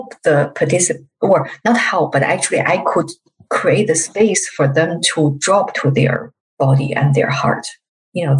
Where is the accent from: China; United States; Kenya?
China; I'm from China